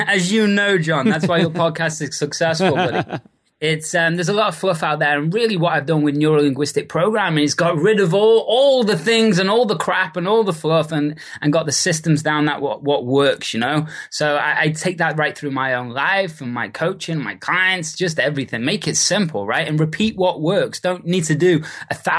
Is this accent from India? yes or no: no; Liverpool, North West England, United Kingdom; moved away as an adult; also born or lived in Australia / New Zealand / Bali; now in California, United States; originally from Liverpool in the UK